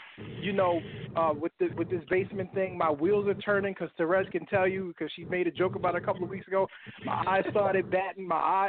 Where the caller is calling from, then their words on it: New York, United States; I'm calling from Harlem